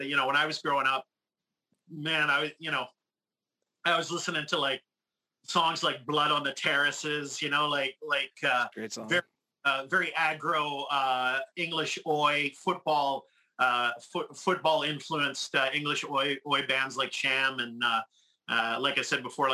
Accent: Montreal, Quebec, Canada; I'm from Montreal

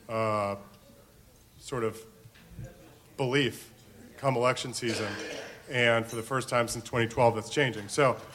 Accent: Florida, United States; moved away; my home state of Florida

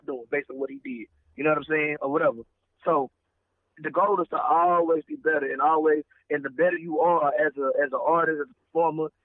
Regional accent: the South, United States; being a Southerner, you know, I grew up in the church.

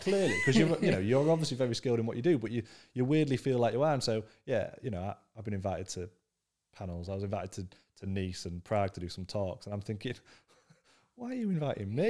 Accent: Scunthorpe, Yorkshire and the Humber, United Kingdom; I grew up in Scunthorpe, which is the, the most working class northern town you could ever come across

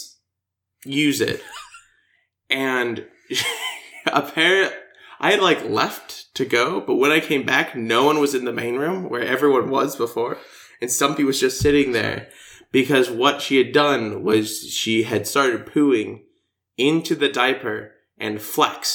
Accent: United States

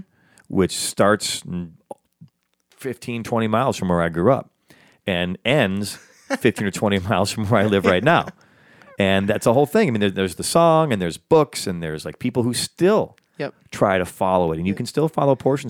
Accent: the North, Illinois, United States; also born or lived in Huntsville, Alabama / Decatur, Illinois; now in Los Angeles, United States; Because I'm half Southern and half Northern. I was born in the South, raised in the North. My father's side is from Alabama. My mother's side is from Illinois.

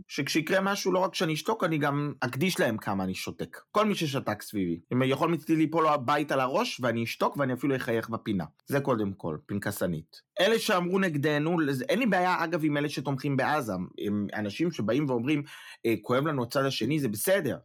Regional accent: Israel; now in Germany; אנחנו בתור ישראלים שחיים בחו"ל

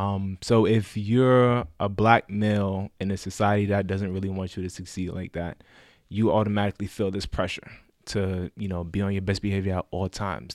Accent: New York City, New York, United States; I'm from the Bronx, twenty-six years old

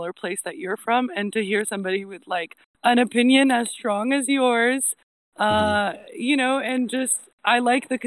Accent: Addis Ababa, Ethiopia; moved away as an adult; I grew up in Ethiopia most of my life

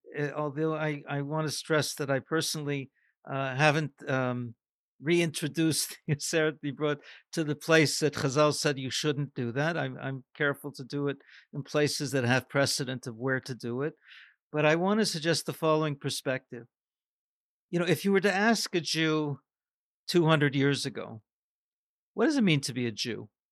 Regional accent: Canada; a North American growing up in Canada

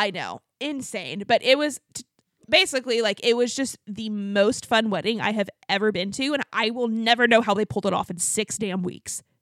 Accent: Abilene, Texas, United States; Yeah, we're from, I'm from Abilene, Texas.

